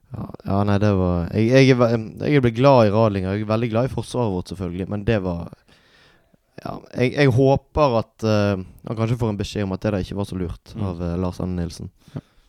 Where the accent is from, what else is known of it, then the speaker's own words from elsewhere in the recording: Bergen, Vestland, Norway; jeg er oppvokst på Landås